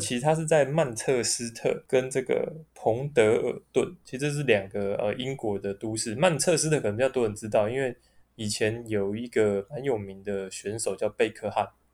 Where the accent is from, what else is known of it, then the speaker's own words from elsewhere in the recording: Taipei, Taiwan; 我们从小到大都在台北市长大